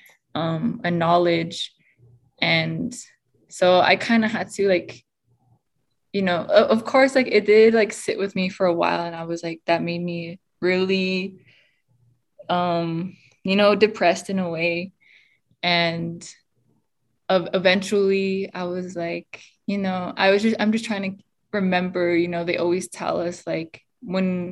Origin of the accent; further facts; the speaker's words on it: Pueblos of Laguna and Acoma, New Mexico, United States; I'm from the Pueblos of Laguna and Acoma.